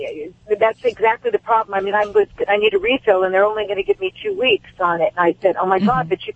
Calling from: Marina del Rey, California, United States; Marina Del Rey, California.

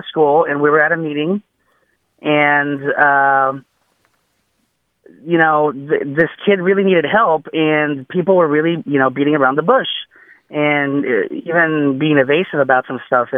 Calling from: Dallas, Texas, United States; I'm calling from Dallas, Texas

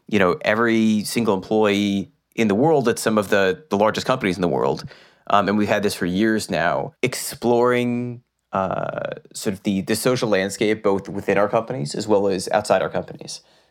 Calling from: Massachusetts, United States; Well, I am calling you from my basement. I live right outside of Boston, like 10 miles from the city.

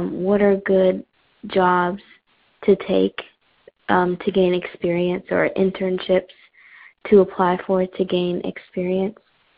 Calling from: New Canaan, Connecticut, United States; I'm calling from New Canaan in Connecticut.

